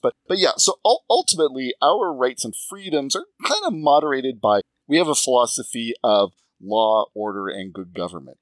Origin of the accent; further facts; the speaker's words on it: Montreal, Quebec, Canada; also born or lived in Seattle area; now in Toronto area, Canada; I grew up in Montreal